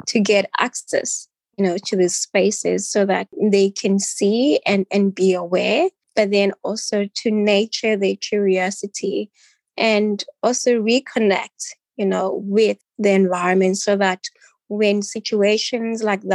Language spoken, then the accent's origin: English; Cape Town, Western Cape, South Africa; I grew up in Bugulethu in a township